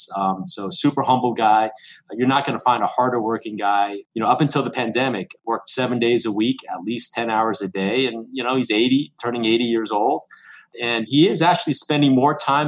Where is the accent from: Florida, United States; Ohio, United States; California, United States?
Florida, United States; Miami; also born or lived in Ithaca; I was born in Miami